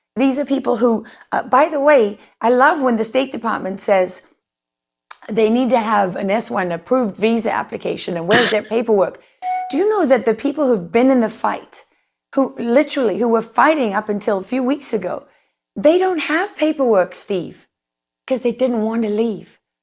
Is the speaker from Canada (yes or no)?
no; South Africa; moved away as an adult; now in United States; a white South African growing up in a country